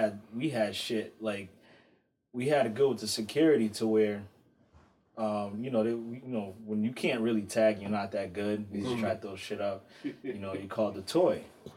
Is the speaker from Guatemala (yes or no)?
no; Botswana; born there; But I'm, you know, through my bloodline, I'm Angolan, but I was born in Botswana.